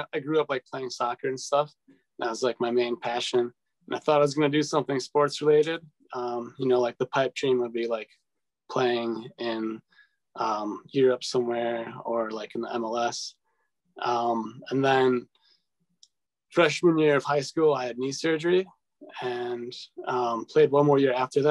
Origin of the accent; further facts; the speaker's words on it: Waukesha, Wisconsin, United States; also born or lived in Milwaukee; I grew up in Waukesha, so not too far from here.